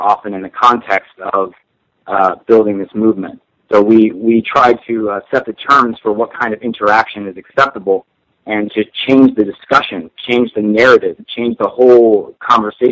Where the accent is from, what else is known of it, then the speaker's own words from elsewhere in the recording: Miami, Florida, United States; I grew up in Miami